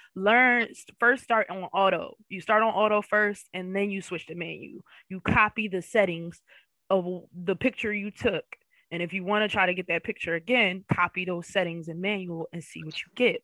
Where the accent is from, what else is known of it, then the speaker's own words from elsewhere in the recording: Philadelphia, Pennsylvania, United States; moved away as an adult; now in Florida, United States; I'm from the Philadelphia area. Um, West Philly born and raised